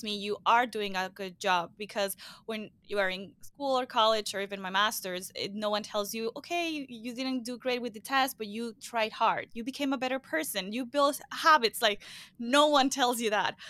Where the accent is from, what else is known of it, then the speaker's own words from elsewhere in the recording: Venezuela; now in Miami, United States; I'm originally from Venezuela. I live in Miami, Florida.